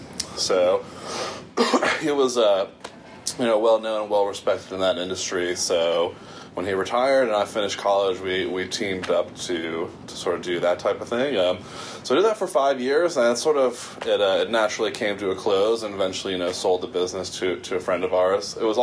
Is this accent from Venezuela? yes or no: no; East Coast, United States; also born or lived in New Jersey / New York / Connecticut / Virginia; And I grew up on the East Coast. So I grew up in some variation of New Jersey, New York, Connecticut, and Virginia.